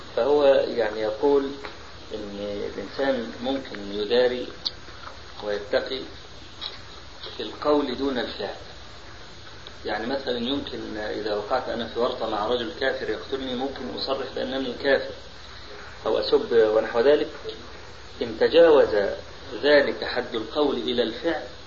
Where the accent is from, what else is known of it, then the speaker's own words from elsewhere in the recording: Egypt; عندنا في مصر